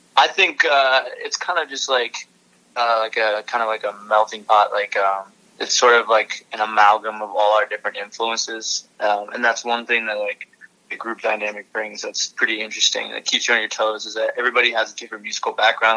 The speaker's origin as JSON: {"language": "English", "town": "Burlington", "region": "Vermont", "country": "United States", "said": "we're from Burlington, Vermont originally"}